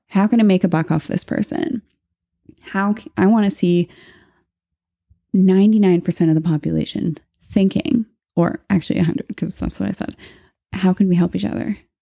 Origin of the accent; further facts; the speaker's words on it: Canada; we're Canadian.